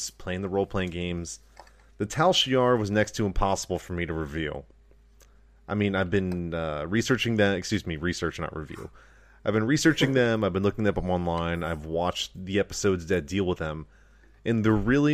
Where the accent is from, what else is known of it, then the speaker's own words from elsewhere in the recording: United States; we are loyal American citizens